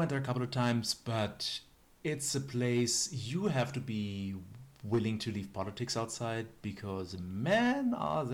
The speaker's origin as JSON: {"language": "English", "country": "Germany", "moved": "yes", "said": "I was from Germany"}